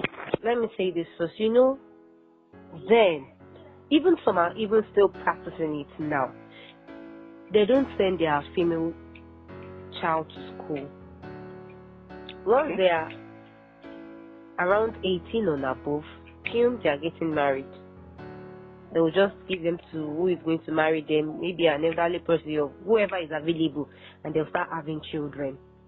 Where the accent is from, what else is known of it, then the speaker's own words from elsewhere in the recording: Nigeria; As a Nigerian, you know